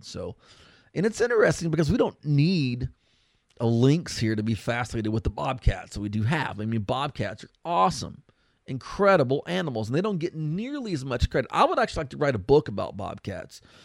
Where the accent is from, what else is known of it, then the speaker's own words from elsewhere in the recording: Texas, United States; we're from Texas